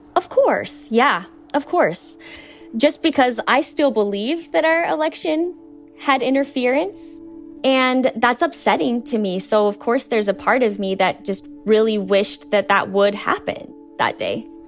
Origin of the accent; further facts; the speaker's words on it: Idaho, United States; we're three women from Idaho